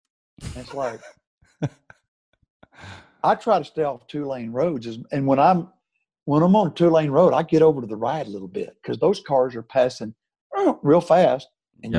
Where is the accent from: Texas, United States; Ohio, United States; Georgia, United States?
Texas, United States; moved away; I'm from Texas.